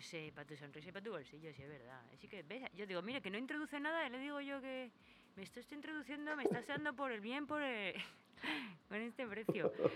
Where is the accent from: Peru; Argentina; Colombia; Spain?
Spain; yo soy española